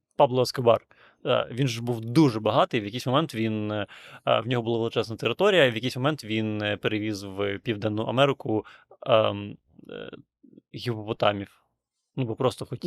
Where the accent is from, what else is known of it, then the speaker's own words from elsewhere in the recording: Transnistria, Moldova; moved away; я народився в Придністров'ї